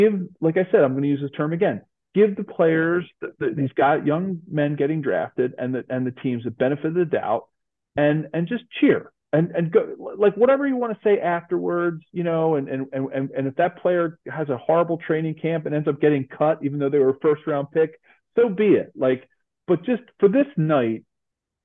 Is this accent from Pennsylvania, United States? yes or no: yes; Philadelphia, Pennsylvania, United States; My hometown of Philly